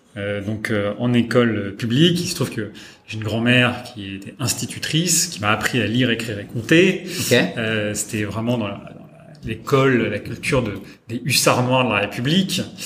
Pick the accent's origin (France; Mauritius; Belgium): France; Châtellerault, Nouvelle-Aquitaine; also born or lived in Poitiers; j'ai grandi euh, dans un, dans un, petit village et, j'allais à l'école euh, dans une petite ville qui s'appelle Châtellerault